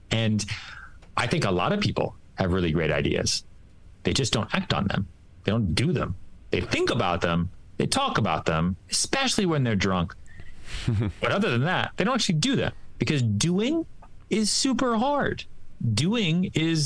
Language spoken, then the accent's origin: English; Texas, United States; now in New York City, United States; I was born in Texas. I came here with cowboy boots